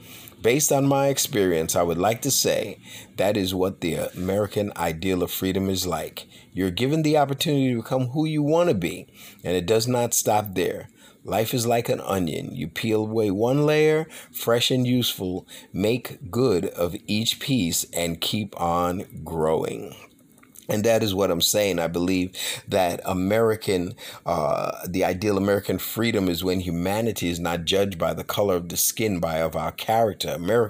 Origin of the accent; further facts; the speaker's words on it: Ukraine; born there; I was born in the Ukraine and have been fortunate enough to experience various cultures and customs while spending time in different parts of the world.